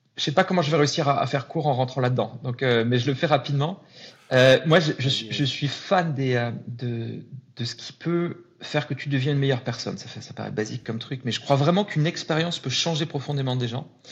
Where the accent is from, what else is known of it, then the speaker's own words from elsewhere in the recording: Lille, Hauts-de-France, France; moved away as an adult; now in Paris, France; j'ai grandi à Lille, arrivé à Paris il y, a, il y a 13 ans maintenant.